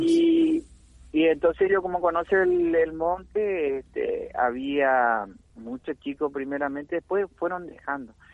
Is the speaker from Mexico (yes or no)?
no; Puerto Iguazú, Misiones, Argentina; acá nuestro nuestro puerto Iguazú, Misiones